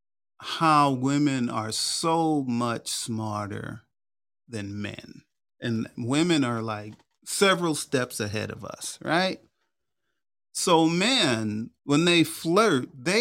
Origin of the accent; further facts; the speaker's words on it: New York, United States; accent: New York; I was born and raised in New York